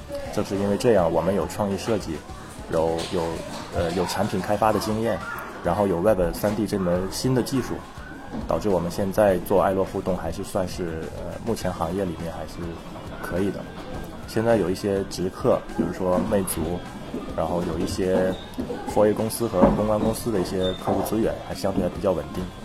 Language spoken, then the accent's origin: Chinese; Shenyang, Liaoning, China; accent: Northeastern (Dongbei); moved away as an adult; also born or lived in Wenzhou, Zhejiang; now in Shanghai, China; 我是在北方长大的